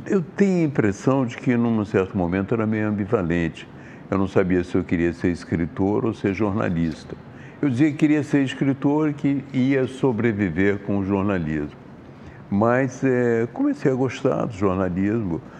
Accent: Juiz de Fora, Minas Gerais, Brazil; moved away; also born or lived in Sweden; Eu nasci em Juiz de Fora, Minas Gerais.

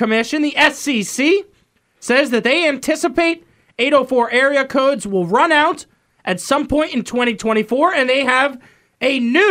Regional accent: Northern Virginia, United States; now in Richmond, United States; Right, and so I'm from Northern Virginia. We were 703.

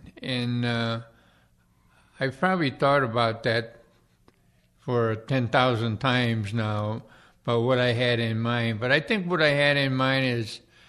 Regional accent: Cleveland, Ohio, United States; moved away as an adult; I grew up in Cleveland, Ohio.

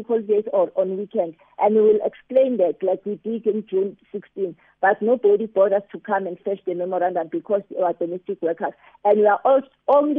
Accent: South Africa

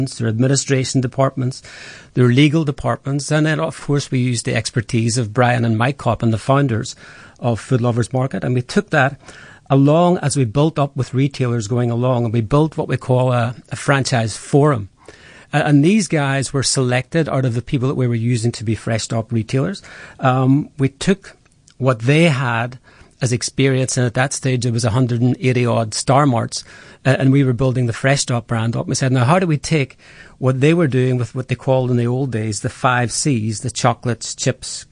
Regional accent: Ireland; accent: Irish; now in South Africa; my accent's Irish

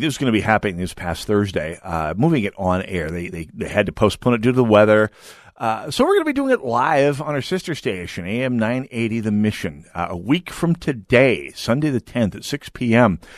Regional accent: North Dakota, United States; moved away; I'm from North Dakota

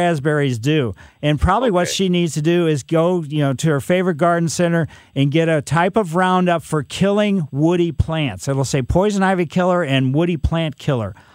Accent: Ellisville, United States; Growing up in Ellisville, there was all kinds of black raspberries all over the place

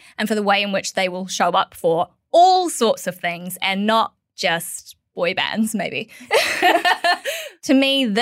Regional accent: New Zealand; now in Australia; as a New Zealander

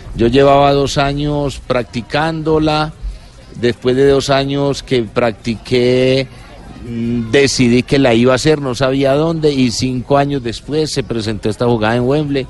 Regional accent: Colombia; como colombiano

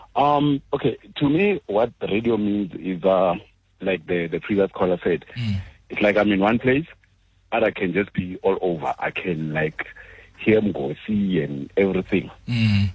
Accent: South Africa; now in Edenvale, South Africa; I'm from Falbang originally

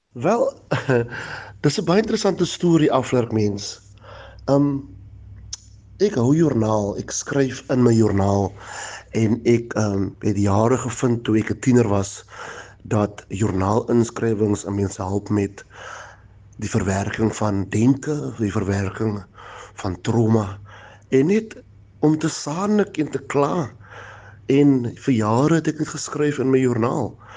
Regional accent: Franschhoek, Western Cape, South Africa; Ek is gebore in Franshoek op 'n plaas Matonik Salshore in 1986 My pa was 'n plaasarbeider, my ma was 'n kelnerin. Destyds, ons het arm groot geraak in 'n plaashuisie

